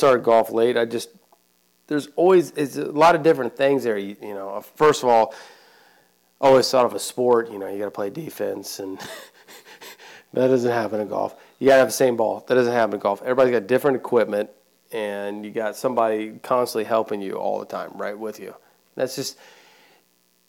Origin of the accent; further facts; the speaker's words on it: Indiana, United States; We're both from Indiana